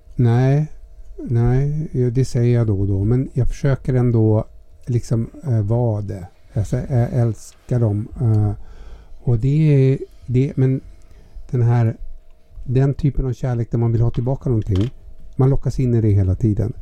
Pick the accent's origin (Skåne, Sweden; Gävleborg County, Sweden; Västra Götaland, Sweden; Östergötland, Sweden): Gävleborg County, Sweden; Gävle; moved away; Jag är född i Hille.